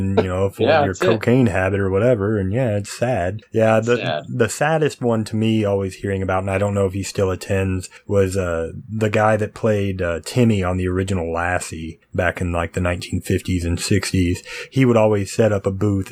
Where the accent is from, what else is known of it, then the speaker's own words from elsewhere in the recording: United States; my hometown, you know, Oklahoma, Texas, those kind of type of areas